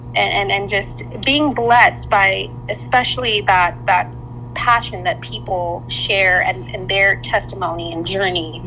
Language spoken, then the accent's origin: English; Vancouver, British Columbia, Canada; now in Dallas Fort Worth, United States; I grew up in Vancouver, Canada.